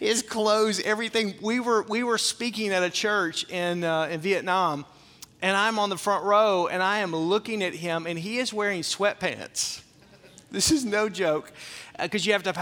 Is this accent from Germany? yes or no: no; the South, United States; where I grew up in the South, everything was made with meat grease